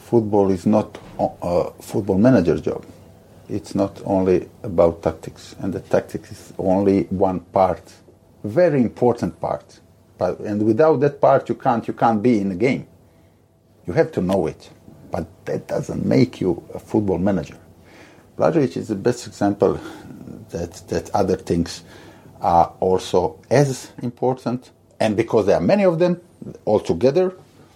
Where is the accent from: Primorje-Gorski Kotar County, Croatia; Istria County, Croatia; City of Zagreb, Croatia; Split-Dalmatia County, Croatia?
Split-Dalmatia County, Croatia; Split; my hometown, Hajduk Split